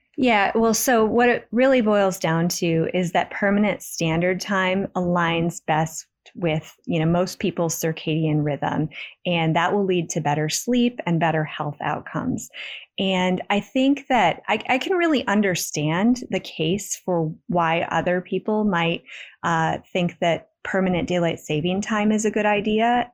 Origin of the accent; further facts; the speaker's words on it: West Michigan, United States; I grew up in West Michigan, which is actually part of the eastern time zone.